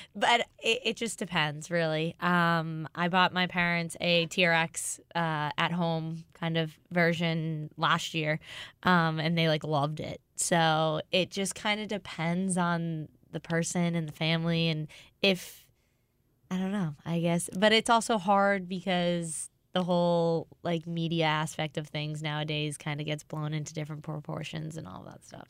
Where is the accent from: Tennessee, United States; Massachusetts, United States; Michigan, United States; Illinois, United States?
Massachusetts, United States; Boston; moved away as an adult; now in St. Louis, United States; I'm from Boston